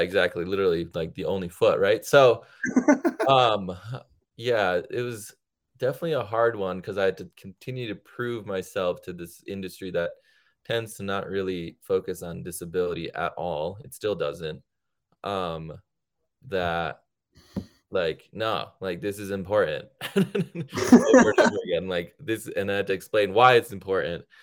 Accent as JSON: {"language": "English", "region": "Connecticut", "country": "United States", "tie": "born or raised there", "also_born_or_lived": "India", "said": "I grew up in Connecticut"}